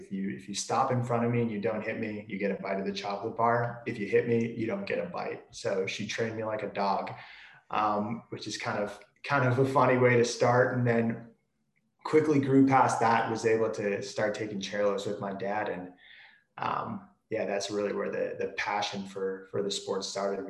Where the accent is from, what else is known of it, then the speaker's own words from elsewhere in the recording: New York, United States; moved away; I'm from the East Coast originally, born in New York